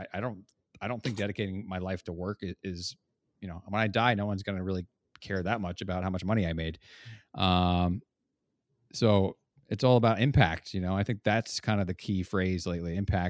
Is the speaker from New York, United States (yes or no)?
yes; New York area, United States; moved away as an adult; I grew up in the New York area and always worked there